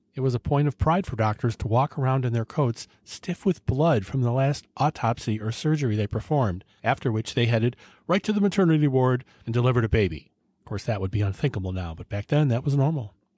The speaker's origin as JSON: {"language": "English", "town": "Cleveland", "region": "Ohio", "country": "United States", "tie": "born or raised there", "said": "my hometown, Cleveland, Ohio"}